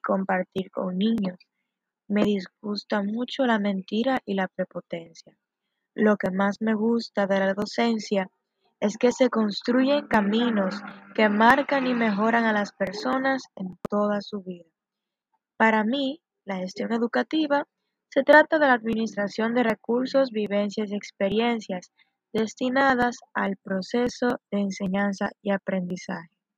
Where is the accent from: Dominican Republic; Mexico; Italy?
Dominican Republic; Mao, Valverde; soy de Mau Valverde